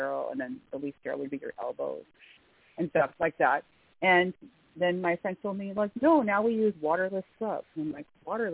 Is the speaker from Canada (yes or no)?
yes; Ottawa, Ontario, Canada; I'm from Ottawa.